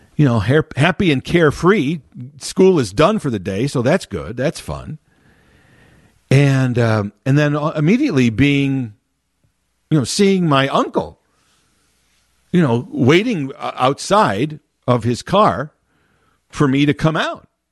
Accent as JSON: {"language": "English", "town": "Chicago", "region": "Illinois", "country": "United States", "tie": "born or raised there", "said": "born and raised in Chicago, been living, uh, always around the city"}